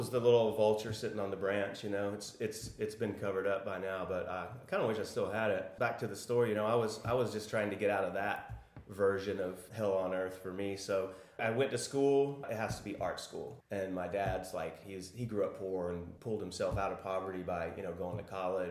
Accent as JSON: {"language": "English", "town": "Arlington", "region": "Texas", "country": "United States", "also_born_or_lived": "Austin, Texas / Prague", "said": "I'm from Arlington, Texas, which is a suburb of Dallas"}